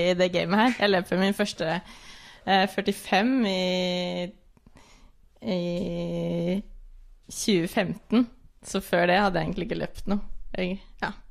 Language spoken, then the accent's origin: Norwegian; Oslo, Norway